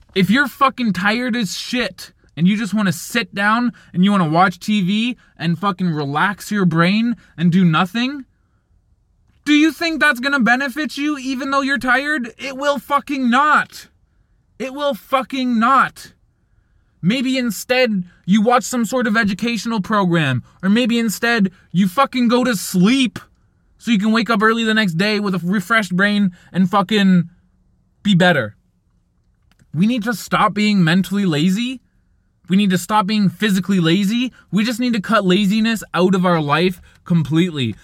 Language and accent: English; Canada; I'm Canadian